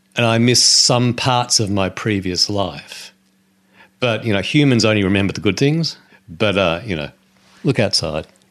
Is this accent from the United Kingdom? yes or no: no; New Zealand